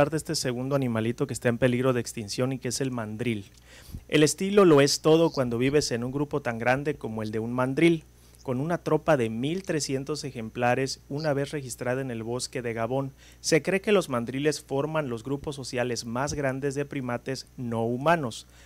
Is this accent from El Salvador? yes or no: no; Mexico; Muchas de ellas de México, endémicas de México, lo cual nosotros como mexicanos deberíamos de ponernos